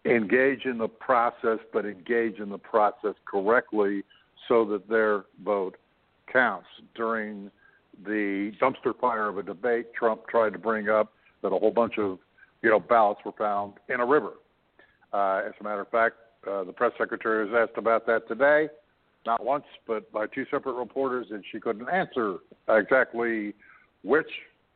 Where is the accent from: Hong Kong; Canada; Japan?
Canada; I'm a Canadian